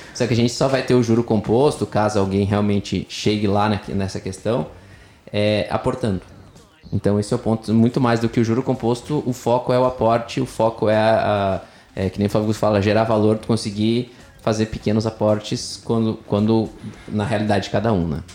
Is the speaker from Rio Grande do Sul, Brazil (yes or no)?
yes; Rio Grande do Sul, Brazil; Sou gaúcho nascido e criado no Sul